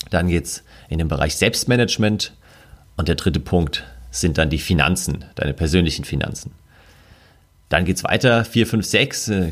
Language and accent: German; Bavaria, Germany; Ich komme aus der Nähe von München oder lebe in München und bin in der Nähe von München oft in den Bergen unterwegs.